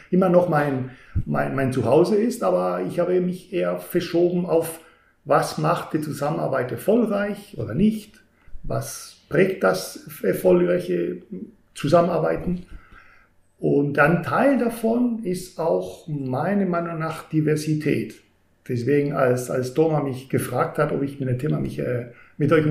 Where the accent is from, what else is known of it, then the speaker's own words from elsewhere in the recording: Spain; now in Germany; Dann würde ich sagen … bin Spanier. Das ist etwas, das mich definitiv prägt